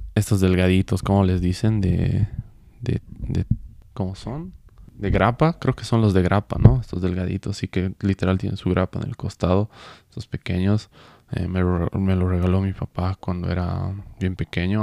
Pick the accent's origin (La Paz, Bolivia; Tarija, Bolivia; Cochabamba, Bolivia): Cochabamba, Bolivia; yo soy de Bolivia, de Cochabamba, Bolivia